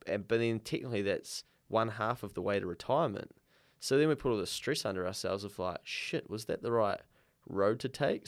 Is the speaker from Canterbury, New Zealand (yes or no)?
no; Dannevirke, Manawatū-Whanganui, New Zealand; I grew up in Danyburgh and went to a small rural school out in the country